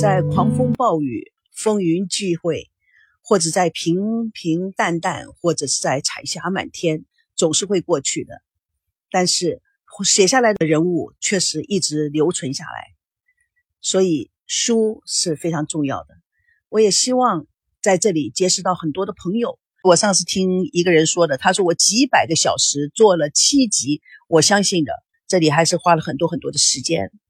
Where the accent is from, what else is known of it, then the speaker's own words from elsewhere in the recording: United States; Chinese is a second language; also born or lived in Taiwan; now in China; 我是从美国来的，美国到了台湾，美国到了大陆